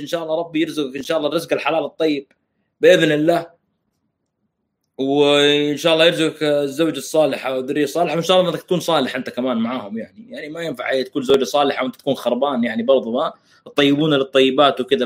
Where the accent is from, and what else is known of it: Saudi Arabia